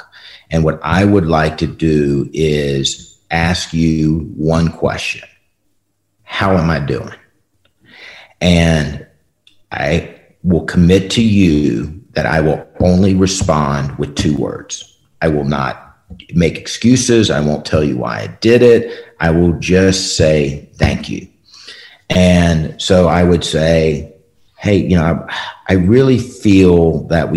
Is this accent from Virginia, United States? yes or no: yes; Richmond, Virginia, United States; I was born in Richmond, Virginia.